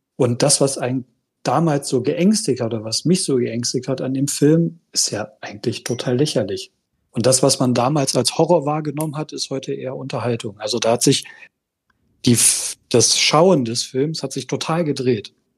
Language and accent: German; Düren, North Rhine-Westphalia, Germany; aus Düren